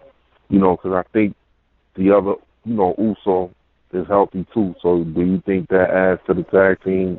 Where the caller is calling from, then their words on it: Brooklyn, New York, United States; from Brooklyn.